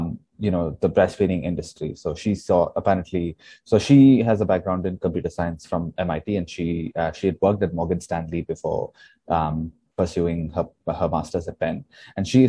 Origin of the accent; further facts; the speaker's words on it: Hyderabad, Telangana, India; I come from Hyderabad